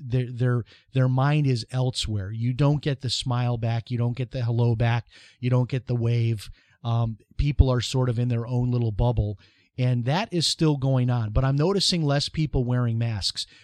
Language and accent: English; Chicago, Illinois, United States; now in Flagler Beach, United States; when I was growing up in Chicago